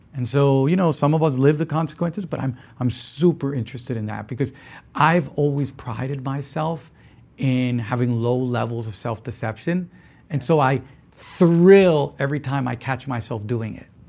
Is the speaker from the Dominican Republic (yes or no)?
yes; Dominican Republic; I'm from the Dominican Republic